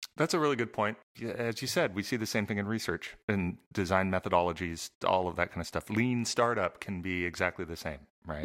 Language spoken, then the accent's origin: English; Southern California, United States; I grew up in Southern California.